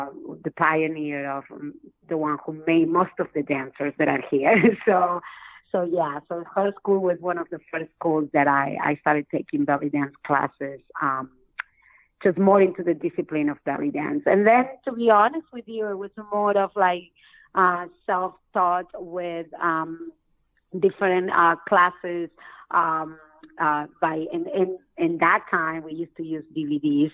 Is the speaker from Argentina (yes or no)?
yes; Argentina; moved away; I'm originally from Argentina, and I began my dance classes over there